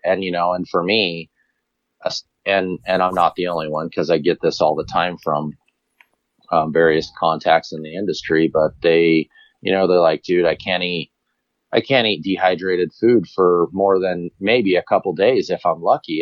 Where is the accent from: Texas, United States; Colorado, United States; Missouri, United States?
Colorado, United States; me being a Colorado resident, obviously local. I grew up here in Colorado